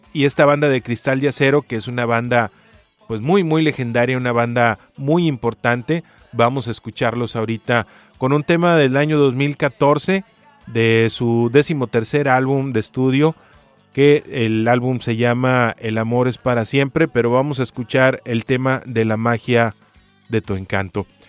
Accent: Sonora, Mexico; como buen sonorense

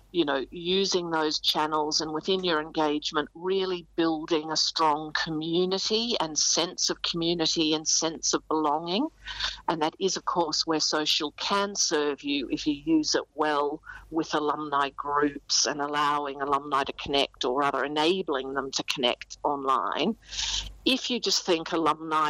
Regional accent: Australia; now in United Kingdom; I'm also an expatriate living in the UK as an Aussie

